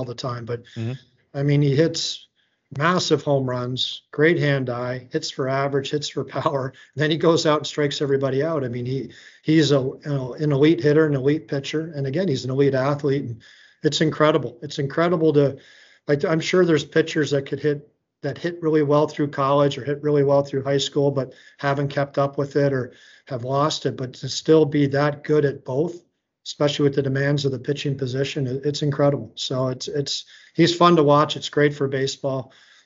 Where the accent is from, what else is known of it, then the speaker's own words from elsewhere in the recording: Atlanta, Georgia, United States; moved away; also born or lived in Boston area / Minnesota; I grew up in Atlanta